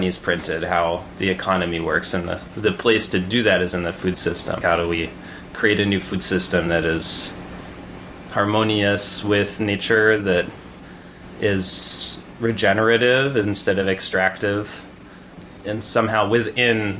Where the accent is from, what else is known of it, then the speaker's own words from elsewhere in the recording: New Mexico, United States; moved away as an adult; also born or lived in New York City; now in Ellenville, United States; I grew up in New Mexico, where water is scarce, third generation down